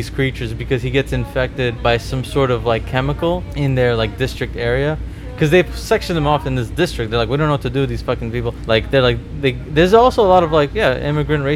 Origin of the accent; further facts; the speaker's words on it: New York City, New York, United States; I'm from Queens